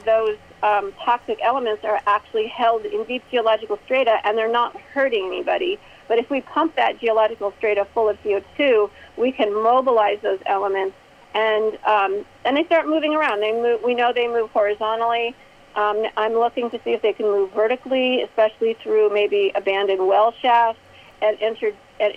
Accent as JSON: {"language": "English", "region": "Illinois", "country": "United States", "tie": "born or raised there", "said": "my home state of Illinois"}